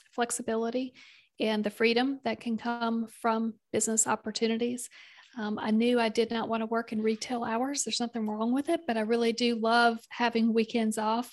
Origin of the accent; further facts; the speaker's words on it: South Carolina, United States; accent: Southern; also born or lived in Kentucky / Indiana; for the bulk of my childhood, it was in South Carolina. We did spend a, a number of years in Kentucky and Indiana, and uh, the, the bulk of that time that was in South Carolina